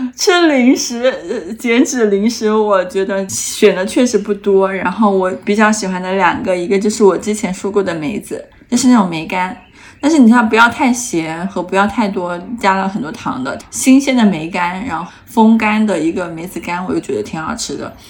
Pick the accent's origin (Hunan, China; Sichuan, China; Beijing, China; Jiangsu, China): Hunan, China; 我作为一个湖南人